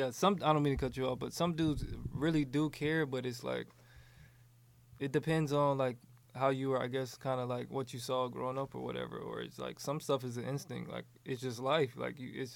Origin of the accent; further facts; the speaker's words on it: the South, United States; I'm from the South, so like women kind of are, you know, it's different.